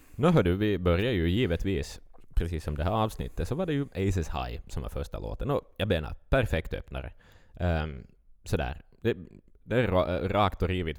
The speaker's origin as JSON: {"language": "Swedish", "town": "Vaasa", "region": "Ostrobothnia", "country": "Finland", "said": "vi är från Finland"}